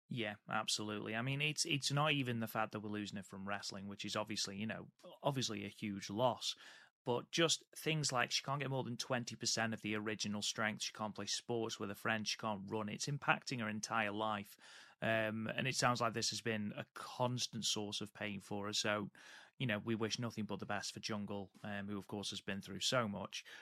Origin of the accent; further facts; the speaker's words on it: United Kingdom; I am British